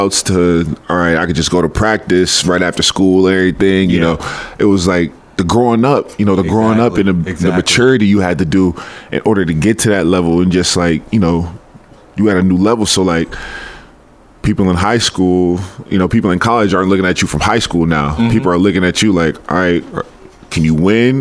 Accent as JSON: {"language": "English", "town": "Rochester", "region": "New York", "country": "United States", "tie": "born or raised there", "said": "I'm originally from Rochester, New York. Grew up in the inner city, Hudson Avenue"}